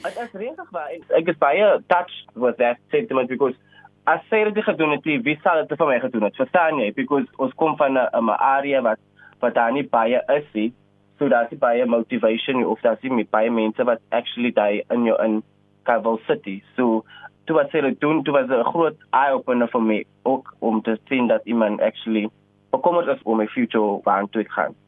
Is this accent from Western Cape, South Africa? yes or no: yes; Cape Town, Western Cape, South Africa; Ek is oorspronklik van Elsloo se rivier te range opgegroei met 'n single parent